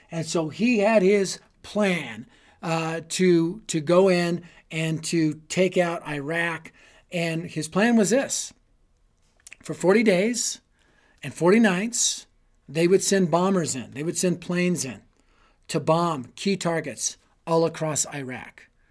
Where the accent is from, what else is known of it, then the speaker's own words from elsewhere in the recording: Denver, Colorado, United States; I was raised in Denver